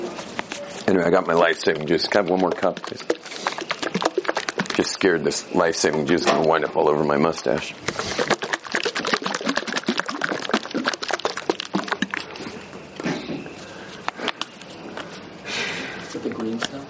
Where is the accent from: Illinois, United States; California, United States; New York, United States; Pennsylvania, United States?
California, United States; Soy de California